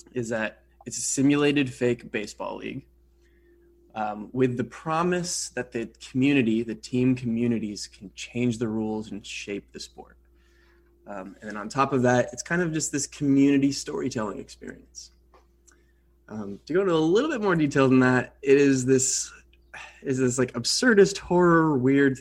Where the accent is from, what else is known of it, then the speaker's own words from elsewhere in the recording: Manhattan, Kansas, United States; moved away as an adult; also born or lived in Los Angeles, California; I grew up in Manhattan, and then I went out to school at USC in Los Angeles. Lived in LA for 10 years.